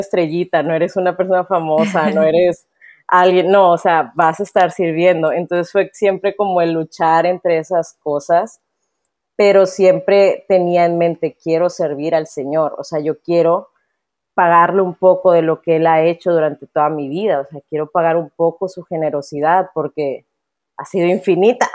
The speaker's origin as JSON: {"language": "Spanish", "town": "Monterrey", "region": "Nuevo León", "country": "Mexico", "accent": "norteño", "said": "soy de aquí, de Monterrey, eh, soy regia totalmente"}